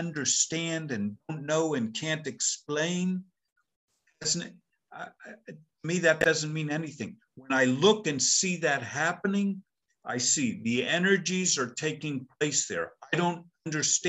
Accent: United States; I'm an American

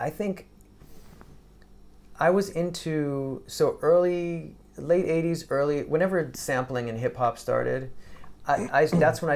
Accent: Englewood, New Jersey, United States; also born or lived in Brooklyn, New York; I was born in Brooklyn, grew up in a town called Englewood, New Jersey

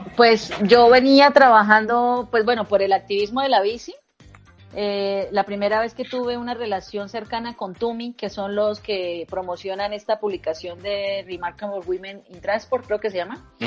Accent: Bucaramanga, Santander, Colombia; moved away as an adult; now in Bogotá, Colombia; mi ciudad natal, en Bucaramanga. Yo ahora vivo en Bogotá

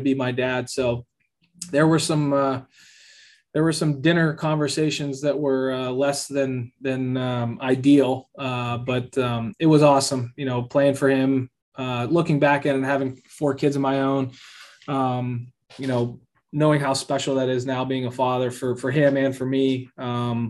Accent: Pittsburgh, Pennsylvania, United States; born or raised there; moved away as an adult; now in Kansas City, United States

